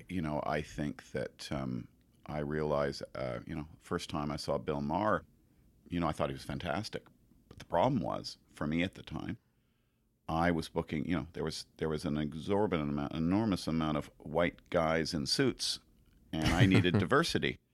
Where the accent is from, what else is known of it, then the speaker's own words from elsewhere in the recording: Montreal, Quebec, Canada; moved away; also born or lived in New Zealand; I'm from Montreal, and I supposedly speak French